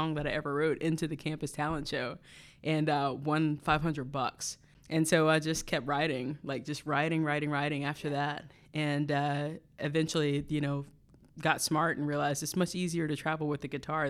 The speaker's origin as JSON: {"language": "English", "region": "North Carolina", "country": "United States", "said": "Well, so I'm from North Carolina originally, and when I was in college, I went to Appalachian State University for music education."}